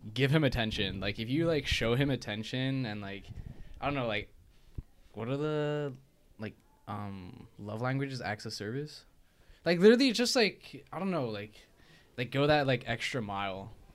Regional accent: Hong Kong; moved away; I'm from Hong Kong

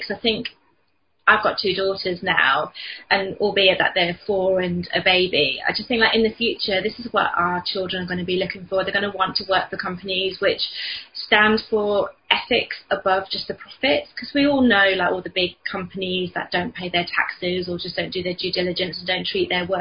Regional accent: London, United Kingdom; moved away as an adult; also born or lived in Hull; now in Selby, United Kingdom; we're from London, when we moved up to Yorkshire

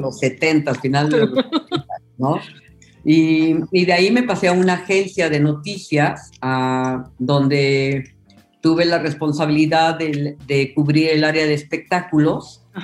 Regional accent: Oaxaca, Mexico; Yo soy de Oaxaca y los oaxaqueños somos medios obsesivos con nuestros sabores

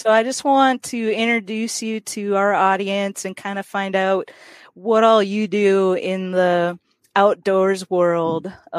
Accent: Minnesota, United States; moved away; I grew up in Minnesota originally

